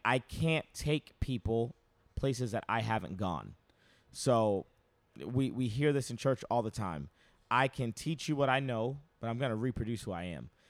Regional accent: United States; I'm very American

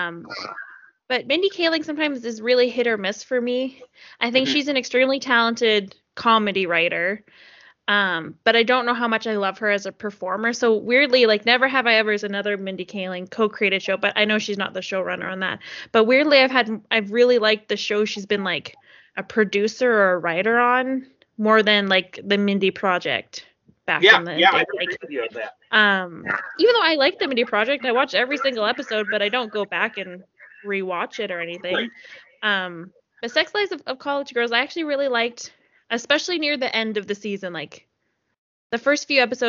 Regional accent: Canada; as a Canadian

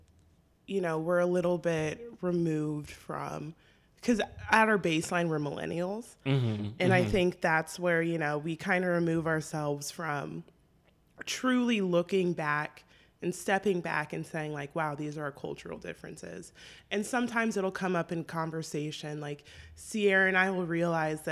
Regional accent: San Diego, California, United States; I grew up in San Diego

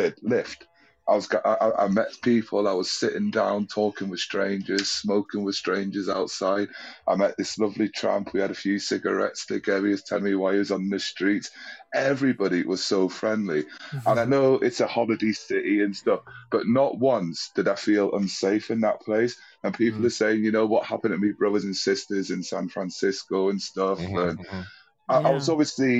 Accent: United Kingdom; being British

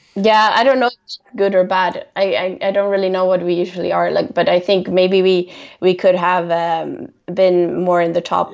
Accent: Stockholm, Stockholm County, Sweden; I'm from Stockholm

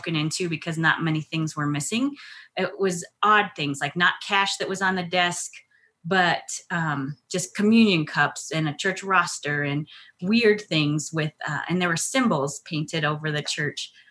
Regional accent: El Paso, Texas, United States; now in Colorado, United States; I'm originally from El Paso, Texas

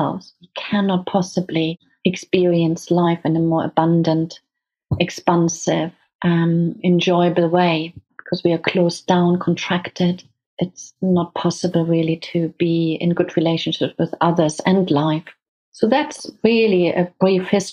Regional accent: Hamburg, Germany; now in United Kingdom; I grew up in Germany. I'm German.

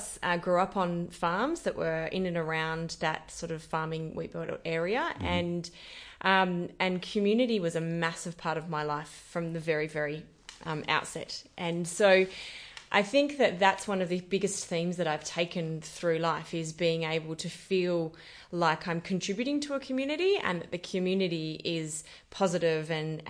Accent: Esperance, Western Australia, Australia; I have so many fond memories of Esperance. It was such a wonderful farming community and small community in the country. I grew up in a reasonably large family.

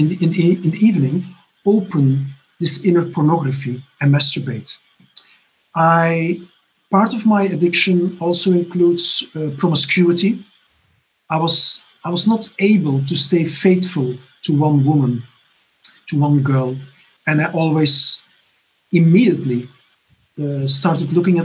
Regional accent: Belgium; moved away as an adult; now in Barcelona, Spain; I'm originally from Belgium.

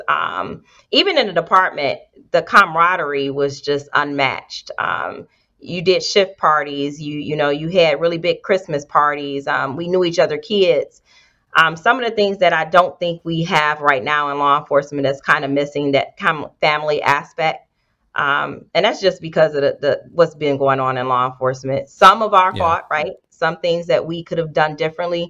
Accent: Detroit, Michigan, United States; moved away as an adult; now in Columbus, United States; I grew up on the west side, 7 Mile Road

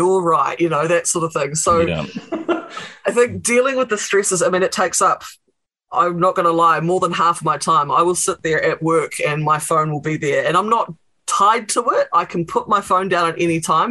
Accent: State Highway 1, about an hour north of Wellington, New Zealand; I grew up on State Highway 1, about an hour north of Wellington, on a very busy main thoroughfare.

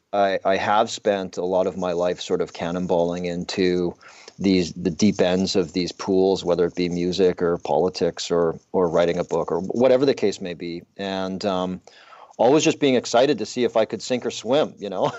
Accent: southern Alberta, Canada; I grew up in the Canadian, uh, prairies in southern Alberta

